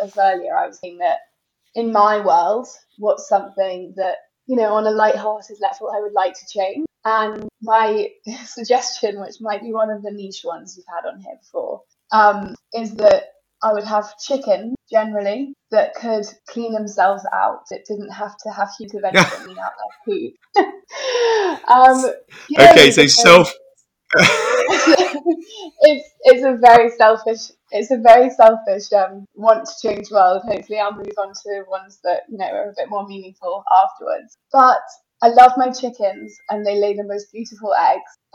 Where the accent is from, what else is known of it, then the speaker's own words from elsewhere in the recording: Scotland, United Kingdom; moved away as an adult; also born or lived in Edinburgh / London; now in North Wales, United Kingdom; I grew up in Scotland.